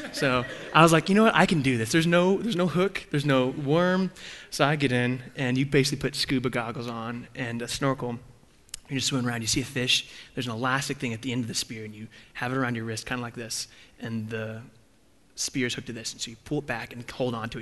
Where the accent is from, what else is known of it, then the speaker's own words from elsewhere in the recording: Texas, United States; moved away; I grew up in Texas.